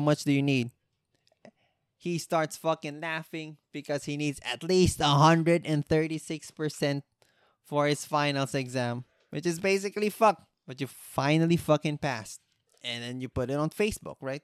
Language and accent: English; Philippines